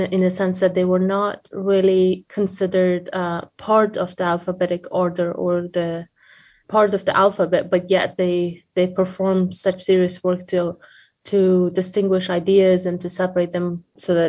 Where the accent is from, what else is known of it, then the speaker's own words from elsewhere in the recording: Afghanistan; moved away as an adult; now in United States; I'm originally from Afghanistan